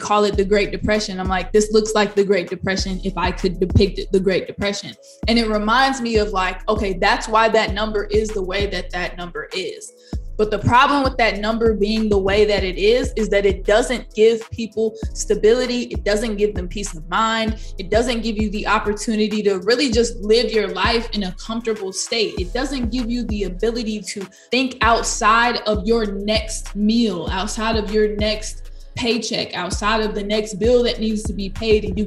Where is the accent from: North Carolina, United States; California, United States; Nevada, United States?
California, United States; outside of Sacramento, Northern; I grew up in Northern California, about 45 minutes outside of Sacramento on a 1,000-acre ranch